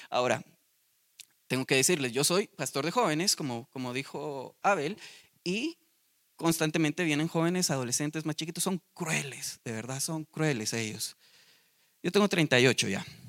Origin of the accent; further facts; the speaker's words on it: Guatemala; Nosotros los de Guate